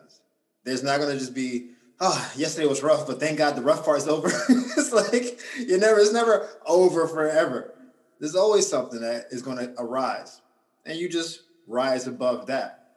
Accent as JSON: {"language": "English", "town": "Gainesville", "region": "Florida", "country": "United States", "tie": "born or raised there", "also_born_or_lived": "Orlando, Florida", "said": "Gaines was my hometown. So my family's all there."}